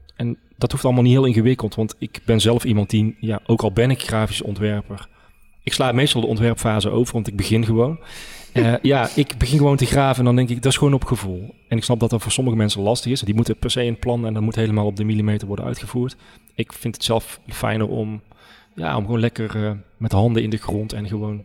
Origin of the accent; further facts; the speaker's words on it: Oisterwijk, North Brabant, Netherlands; ik ben geboren en getogen in Oosterwijk